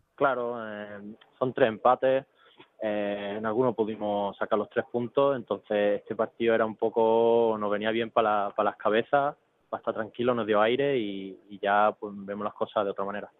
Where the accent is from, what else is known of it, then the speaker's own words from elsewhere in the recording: Málaga, Andalusia, Spain; yo soy malagueño